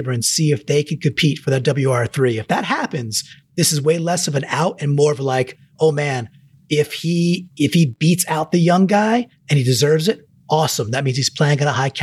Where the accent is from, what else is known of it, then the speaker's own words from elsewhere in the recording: New York, United States; I'm from New York